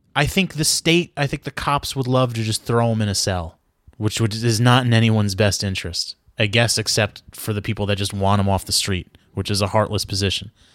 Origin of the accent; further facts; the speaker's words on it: New York, United States; moved away as an adult; also born or lived in Brooklyn; now in Los Angeles, United States; I'm from New York